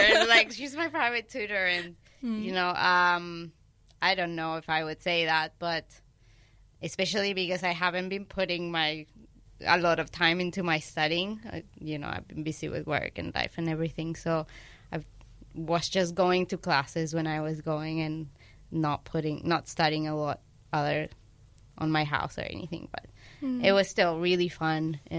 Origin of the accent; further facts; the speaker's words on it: Argentina; English is a second language; moved away; Yep, so I'm originally from Argentina. I've been living here for almost 7 years now. And I don't want to say this, but I don't really miss it.